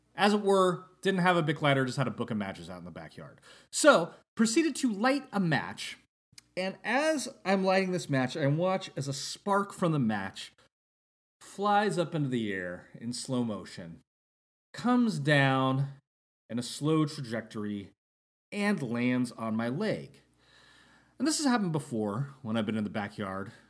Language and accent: English; Northern California, United States; when I was growing up in Northern California